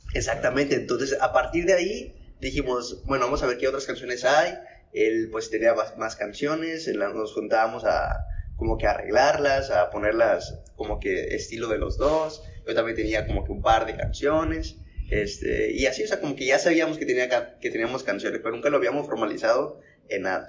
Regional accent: Piedras Negras, Coahuila, Mexico; soy de Piedras Negras, Coahuila

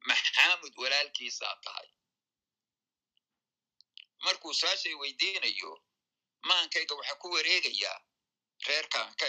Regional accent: Aden, Yemen; moved away as an adult; also born or lived in London; anigu asal ahaan siciidaan reer cadmeed baan ahaa yani micna waxa dadka cadan ku koray ku barbaaray wax ku bartay ka shaqeeyey ee ilaa intaan dhowr iyo labaatan jir noqonayay halkaasaan joogay cadan aabahay waa reer cadmeed

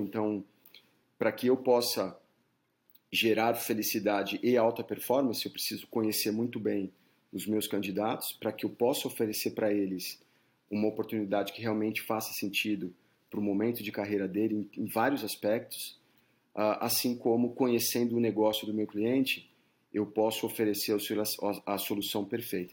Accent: São Paulo, Brazil; moved away as an adult; also born or lived in South Florida, United States; now in United States; eu sou de São Paulo, é, nasci na capital

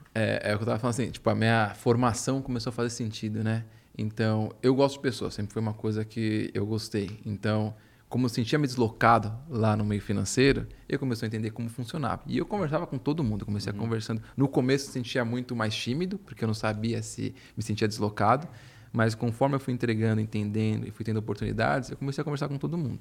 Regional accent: Brazil; moved away as an adult; a gente como brasileiro

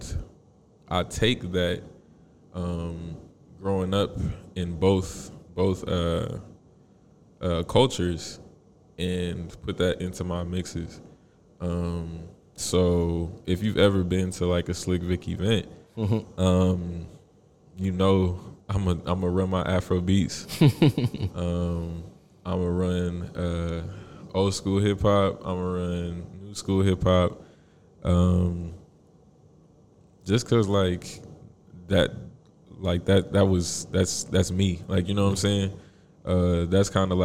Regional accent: Indianapolis, Indiana, United States; I was born in Indy, born and raised.

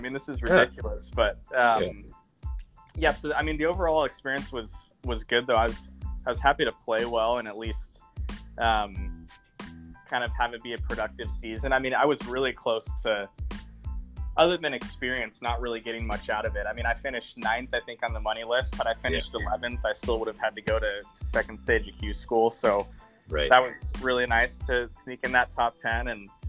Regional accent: Pacific Northwest, United States; obviously we're both from the Northwest and know a few of the same people up here.

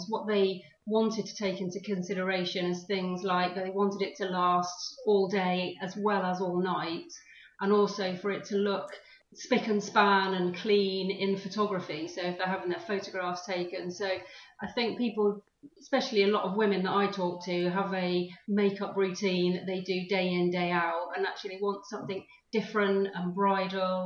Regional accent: Weymouth, South West England, United Kingdom; moved away; also born or lived in London; my hometown is Weymouth in Dorset, so I wanted to sort of come back

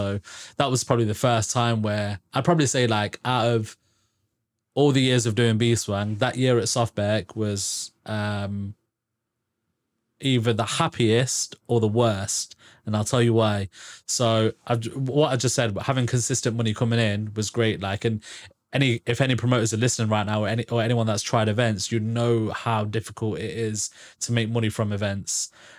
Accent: Braunston, East Midlands, United Kingdom; because so I'm from Braunston.

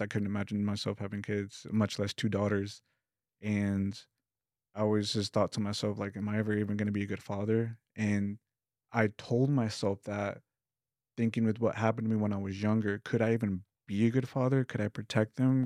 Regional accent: Lubbock, Texas, United States; I come from Lubbock, Texas, which is like five hours west from here

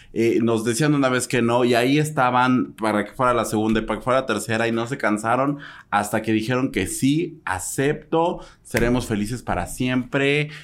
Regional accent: Mexico

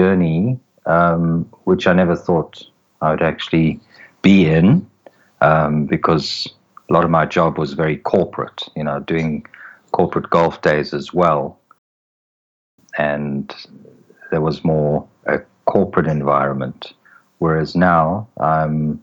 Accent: South Africa; moved away as an adult; now in Israel; I'm actually from South Africa originally, currently living in Israel

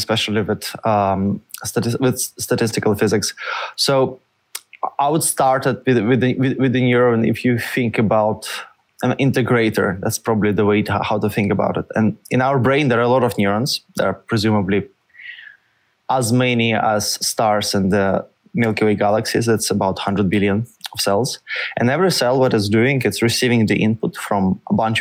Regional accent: Russia; moved away as an adult; also born or lived in St. Petersburg, Russia / Paris, France; now in United States; Originally, I'm from Russia

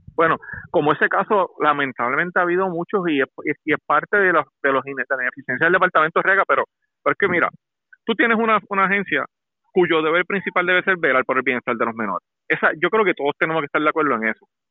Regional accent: Puerto Rico; lo que está pasando en mi país

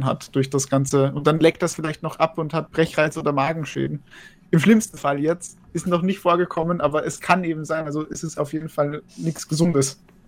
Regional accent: Austria; als Österreicher

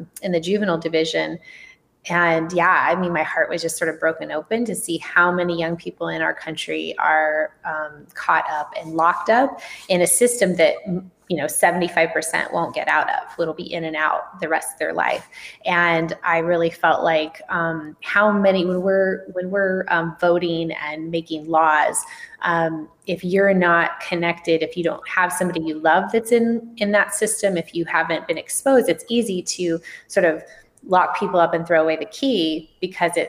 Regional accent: Tucson, Arizona, United States; moved away as an adult; also born or lived in Southern California; now in San Francisco, United States; I'm from Tucson, Arizona, and I actually did grow up in the country in Arizona

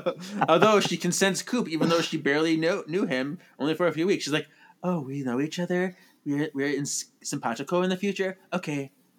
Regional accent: United States; I'm American.

